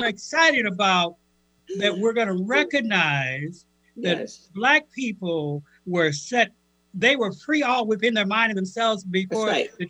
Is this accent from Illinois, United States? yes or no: yes; Cairo, Illinois, United States; moved away as an adult; also born or lived in Minnesota; And I grew up in Cairo, Illinois.